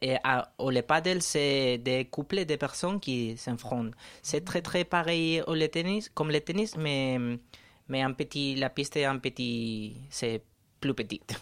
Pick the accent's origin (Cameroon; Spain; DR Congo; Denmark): Spain; Valencia, Valencian Community; French is a second language; moved away as an adult; also born or lived in Madrid; now in Paris, France; je viens de Valencia